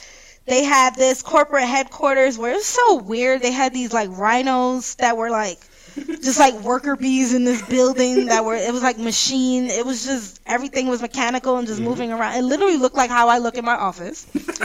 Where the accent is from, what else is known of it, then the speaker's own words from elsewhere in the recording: New York, United States; I'm from New York